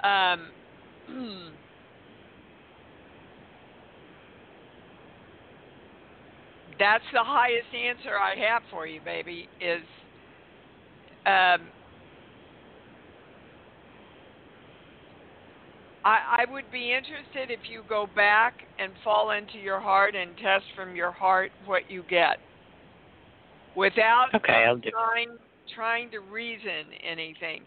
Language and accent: English; Kansas City, Missouri, United States; I've just been doing a lot of interviews in my hometown of Kansas City